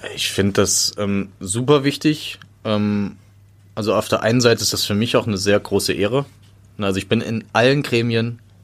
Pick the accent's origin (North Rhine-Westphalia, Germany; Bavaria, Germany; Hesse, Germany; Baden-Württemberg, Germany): Hesse, Germany; North